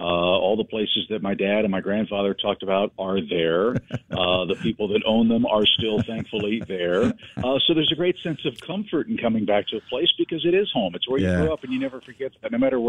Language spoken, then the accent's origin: English; St. Louis, Missouri, United States; moved away as an adult; also born or lived in Atlanta; I grew up here. I grew up in West County and went to Parkway West High School.